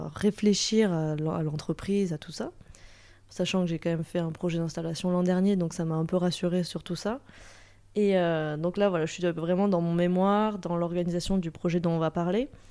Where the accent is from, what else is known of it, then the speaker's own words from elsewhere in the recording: Toulouse, Occitania, France; je viens de Toulouse